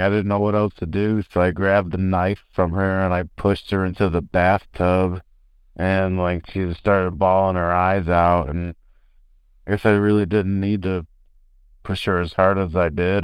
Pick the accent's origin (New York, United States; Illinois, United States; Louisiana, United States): Illinois, United States; Chicago; I'm from Chicago, the South Side, and my old man is a Chicago homicide